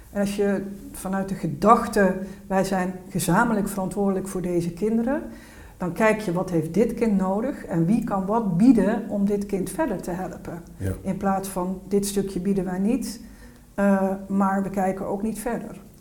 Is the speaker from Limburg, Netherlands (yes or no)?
no; North Brabant, Netherlands; ik kom uit Noordoost-Brabant